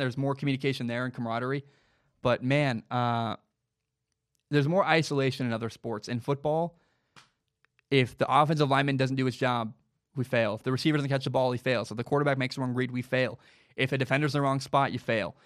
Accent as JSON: {"language": "English", "area": "the Northwest", "region": "Pacific Northwest", "country": "United States", "said": "I'm from the Northwest."}